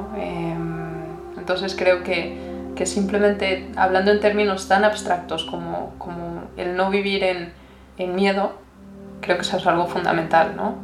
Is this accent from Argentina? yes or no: no; Mexico; now in United States; como mexicana